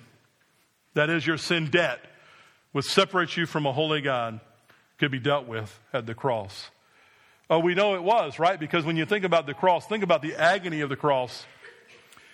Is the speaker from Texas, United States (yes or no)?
no; New Jersey, United States